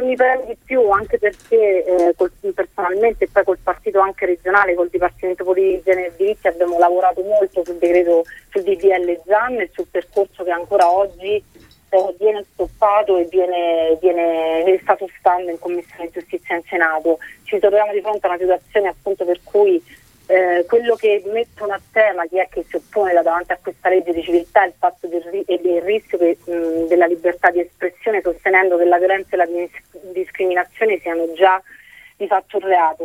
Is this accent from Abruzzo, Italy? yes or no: yes; Avezzano, Abruzzo, Italy; sono, sono di Avezzano, una città che probabilmente a tutti è molto cara